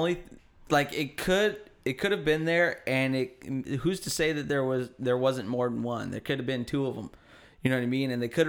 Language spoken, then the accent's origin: English; Hayward, California, United States; also born or lived in Oakland; I'm from Hayward.